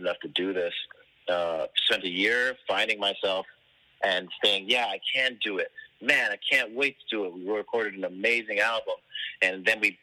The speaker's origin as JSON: {"language": "English", "town": "Toronto", "region": "Ontario", "country": "Canada", "said": "I'm from Toronto, Ontario, Canada."}